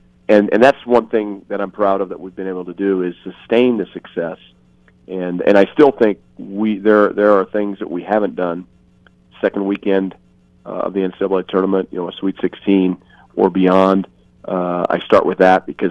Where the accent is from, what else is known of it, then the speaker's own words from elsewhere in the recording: Greeley, Colorado, United States; moved away as an adult; having it bring me all the way back to my home state and the flagship university in the state